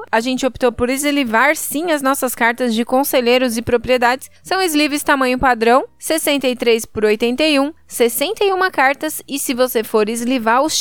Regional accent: Brazil; Que sorte a é minha que eu sou brasileira, viu?

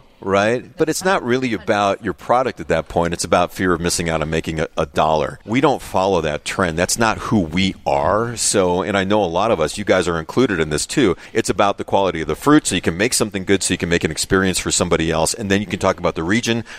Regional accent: Chicago, Illinois, United States; being a Chicagoan

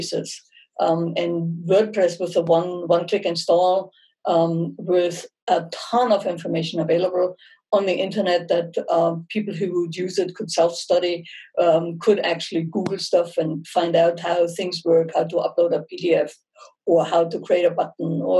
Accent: Munich, Bavaria, Germany; accent: German; English is a second language; moved away as an adult; now in United States; I'm born and raised in Munich

